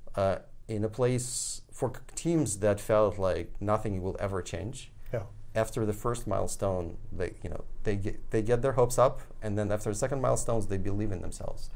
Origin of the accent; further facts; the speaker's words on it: Ukraine; moved away; I was born there